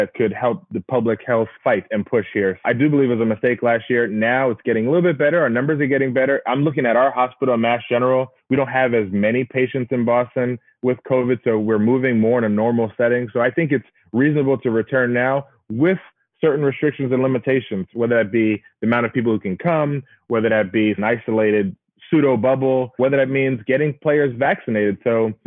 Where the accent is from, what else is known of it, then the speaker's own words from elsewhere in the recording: Bahamas; moved away; I'm from the Bahamas, and they used to have these CARICOM games where we used to go and run track meets against other islands around the region